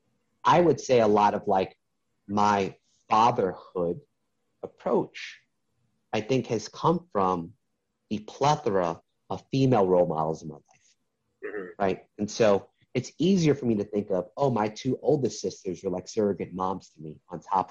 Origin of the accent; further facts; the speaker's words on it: New York City, New York, United States; I was in the process of applying for a magnet middle school in New York City